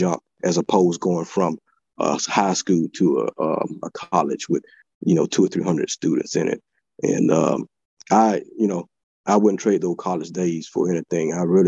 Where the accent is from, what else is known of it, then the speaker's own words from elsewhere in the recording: Eufaula, Alabama, United States; Yeah, actually, I loved it. You know, anybody ever been down there, you know it's more of a small town feeling. I'm a small town guy.